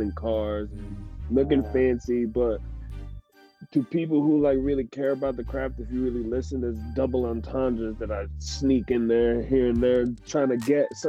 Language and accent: English; Milford, Pennsylvania, United States; born or raised there; also born or lived in Hoboken, New Jersey